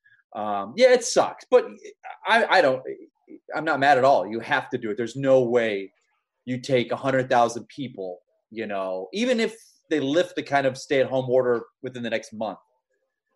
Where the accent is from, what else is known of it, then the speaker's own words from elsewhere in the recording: Florida, United States; I'm from Florida